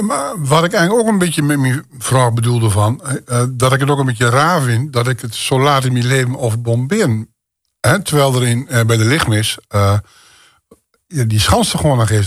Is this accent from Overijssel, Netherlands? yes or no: yes; Rouveen, Overijssel, Netherlands; mijn geboortedorp, zeg maar. Rauveen, uh, eh, Staphorst.